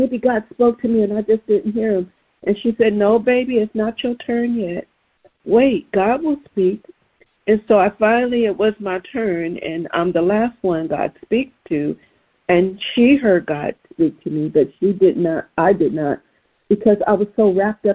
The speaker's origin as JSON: {"language": "English", "region": "Southern California", "country": "United States", "tie": "born or raised there", "said": "where I grew up in Southern California."}